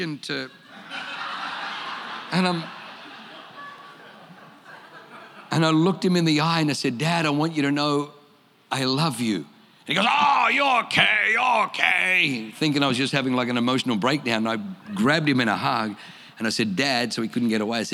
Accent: Australia; accent: Australian; also born or lived in Germany; I speak with an Australian accent

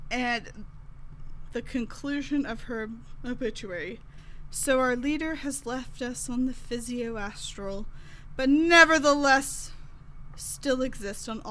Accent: the South, United States; I am from the South

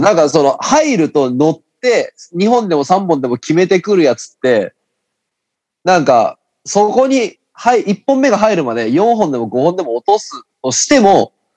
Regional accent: Fukuoka, Japan; accent: Hakata dialect; めちゃくちゃ博多弁出てしまった

